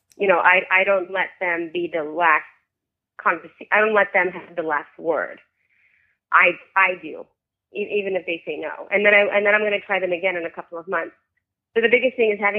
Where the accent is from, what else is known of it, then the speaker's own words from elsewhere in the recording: New York, United States; also born or lived in Soviet Union; I was born in the Soviet Union and I grew up in New York